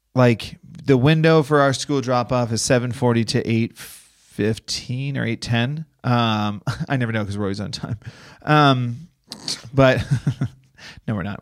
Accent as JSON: {"language": "English", "town": "Boston", "region": "Massachusetts", "country": "United States", "moved": "yes", "lives_now": "Los Angeles, United States", "said": "I'm from Boston."}